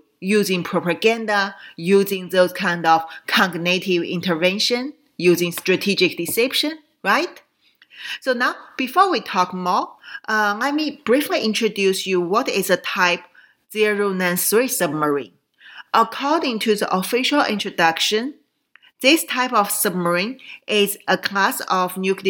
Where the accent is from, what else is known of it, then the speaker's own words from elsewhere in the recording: Qingdao, Shandong, China; moved away; my hometown, Qingdao, in Shandong province